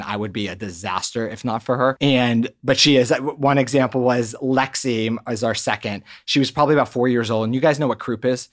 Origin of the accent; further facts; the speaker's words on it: Maryland, United States; moved away as an adult; also born or lived in Boston; now in Los Angeles, United States; originally from the East Coast, grew up in Maryland, and came out to California to work at Children's Hospital Los Angeles